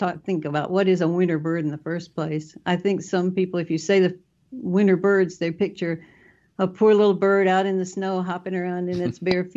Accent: North Carolina, United States; also born or lived in New York State / Pennsylvania / Mississippi coast; now in Mississippi, United States; I grew up in North Carolina, so I'm pretty familiar with southern birds.

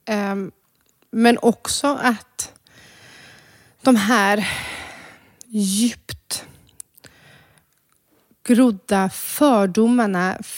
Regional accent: Croatia; now in Sweden; vart är du ifrån egentligen? Ja, nej, men jag är från Kroatien, men Ska man berätta då att man är rom?

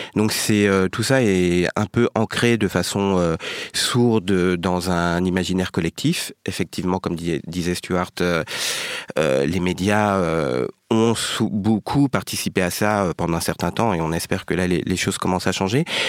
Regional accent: France; born or raised there

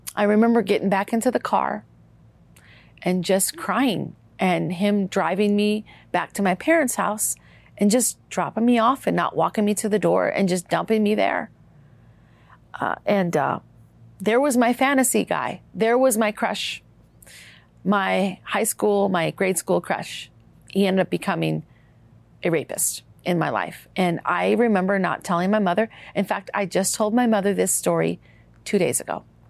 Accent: Minnesota, United States; my life growing up in Minnesota

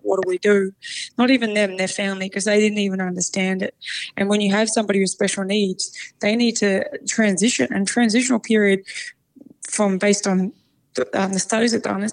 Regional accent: Melbourne, Victoria, Australia; we grew up in Broadmeadows. Mum's still in the same house, two-bedroom house.

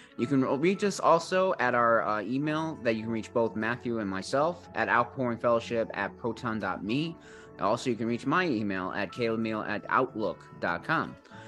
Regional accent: Australia; And Malcolm, we're from Down Under, Australia.

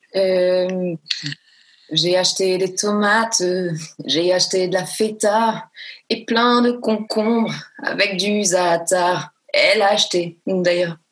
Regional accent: Marseille, Provence-Alpes-Côte d'Azur, France; also born or lived in Paris; Je suis une Marseillaise quand même, euh, bien, tu vois, bien trempée, et une Parisienne aussi quand même, donc j'ai vraiment les deux côtés

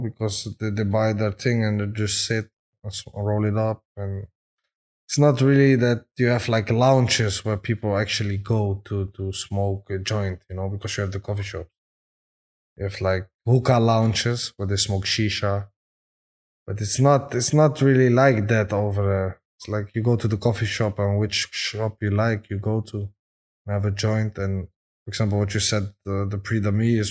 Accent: Amsterdam, North Holland, Netherlands; We're from Amsterdam.

